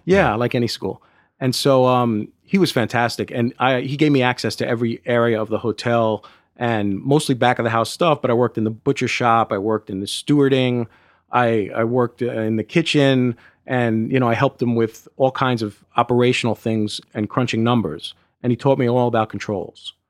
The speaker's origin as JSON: {"language": "English", "town": "New York City", "region": "New York", "country": "United States", "tie": "born or raised there", "said": "I grew up in Brooklyn, New York"}